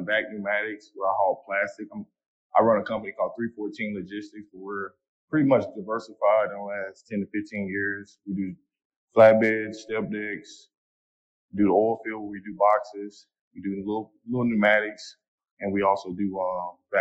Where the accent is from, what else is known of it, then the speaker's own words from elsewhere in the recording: Fort Worth, Texas, United States; I'm from Fort Worth, Texas